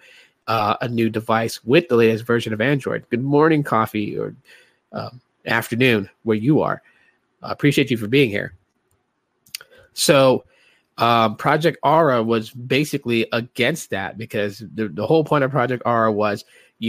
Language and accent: English; Guam; moved away; also born or lived in Hawaii; I grew up in Guam, man. So I lived in Guam. I lived in Hawaii